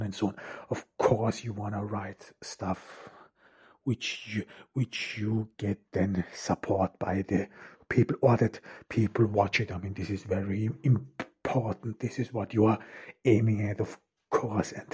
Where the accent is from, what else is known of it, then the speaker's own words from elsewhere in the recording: Ordu, Turkey; I'm here in Turkey, in Ordu, in my hometown